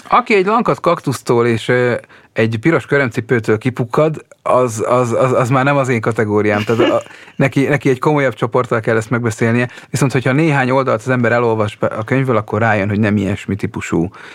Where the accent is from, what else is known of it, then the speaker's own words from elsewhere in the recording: Hungary; moved away; also born or lived in Budapest; ha még Pesten élek, és megkérnek a szülőfalumba